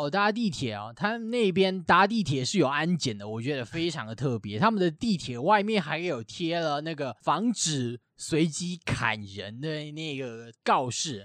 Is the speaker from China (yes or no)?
no; Taiwan; 我台湾人